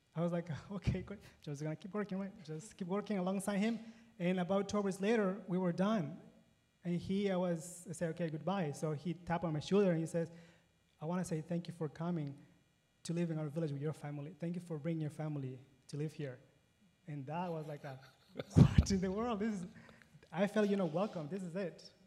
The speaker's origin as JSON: {"language": "English", "country": "Ecuador", "tie": "born or raised there", "also_born_or_lived": "Paraguay", "moved": "as an adult", "lives_now": "United States", "said": "I was born and raised in Ecuador"}